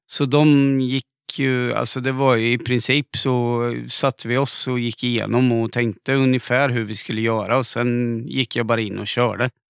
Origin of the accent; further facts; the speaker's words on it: Linköping, Östergötland, Sweden; accent: östgötska; Jag har aldrig sjungit på östgötska